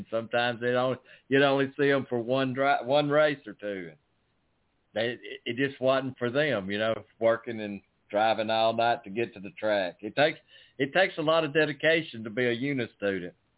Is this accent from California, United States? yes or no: no; Florida, United States; now in Alabama, United States; I was born in Florida, but I live in Alabama